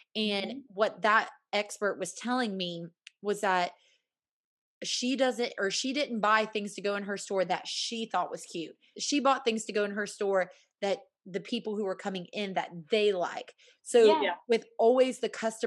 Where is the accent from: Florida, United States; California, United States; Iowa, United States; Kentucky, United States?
Florida, United States; Central; I'm from Central Florida. We eat up anything citrus